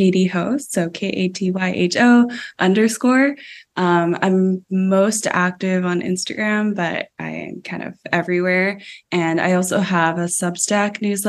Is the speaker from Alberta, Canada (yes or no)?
yes; Calgary, Alberta, Canada; moved away as an adult; now in Vancouver, Canada; I grew up in Calgary